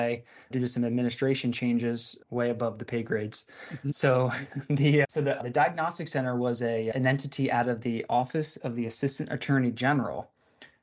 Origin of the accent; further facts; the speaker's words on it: Philadelphia, Pennsylvania, United States; I grew up in the Philadelphia area